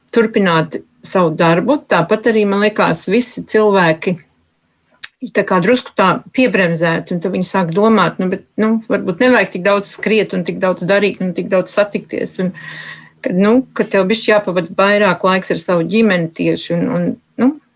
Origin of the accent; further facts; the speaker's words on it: Latvia; now in Australia; Es esmu dzimis Latvijā